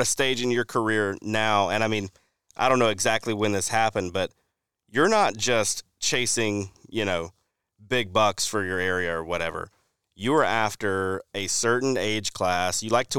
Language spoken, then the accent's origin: English; Alabama, United States; I think of a place we were on when I growing up in Alabama